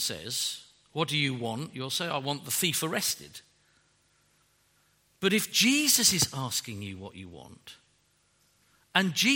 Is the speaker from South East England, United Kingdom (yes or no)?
yes; Windsor, South East England, United Kingdom; I was born in Windsor, in Berkshire